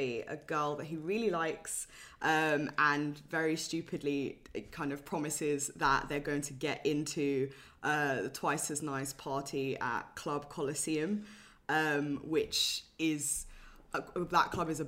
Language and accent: English; London, United Kingdom; I grew up in London, North London as well